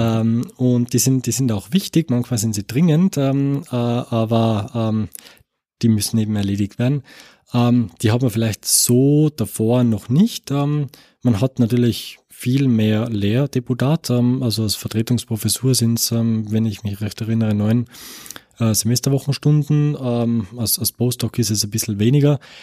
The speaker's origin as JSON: {"language": "German", "region": "Tyrol", "country": "Austria", "also_born_or_lived": "Innsbruck", "moved": "as an adult", "lives_now": "Paderborn, Germany", "said": "ich bin Österreicher ähm, äh, und ähm, komme aus dem, aus dem Land Tirol"}